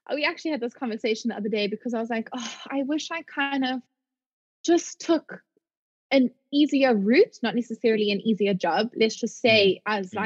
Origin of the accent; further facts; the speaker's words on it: South Africa; moved away as an adult; as a South African